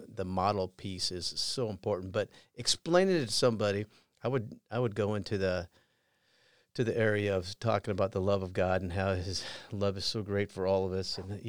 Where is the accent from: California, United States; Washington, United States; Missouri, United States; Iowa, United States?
Iowa, United States; also born or lived in Colorado; I did. I grew up in Southern Iowa, born in Colorado, but I went to four different high schools and a couple different colleges